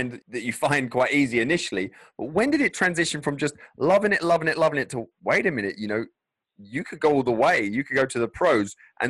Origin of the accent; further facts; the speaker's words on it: England, United Kingdom; from England, we don't know that many teams, professional baseball teams